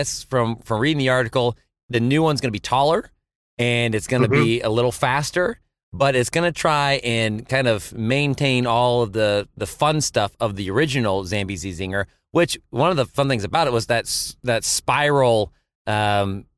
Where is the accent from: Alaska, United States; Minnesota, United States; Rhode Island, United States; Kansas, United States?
Kansas, United States; our time growing up in Kansas